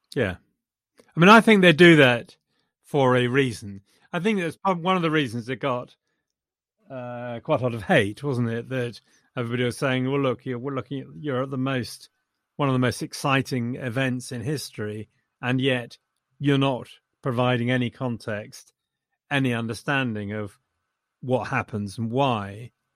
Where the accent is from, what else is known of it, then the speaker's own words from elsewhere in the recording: England, United Kingdom; I'm too English